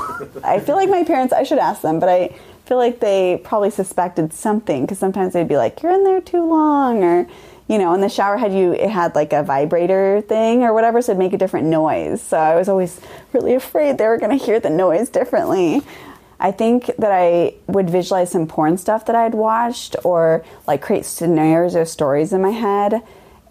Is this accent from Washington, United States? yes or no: yes; Mount Vernon, Washington, United States; I grew up in Mount Vernon. It's about an hour from Seattle and an hour from the Canadian border